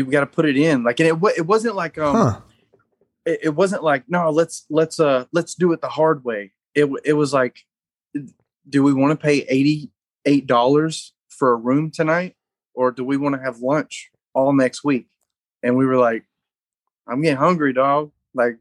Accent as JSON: {"language": "English", "region": "North Alabama", "country": "United States", "said": "We're all from North Alabama"}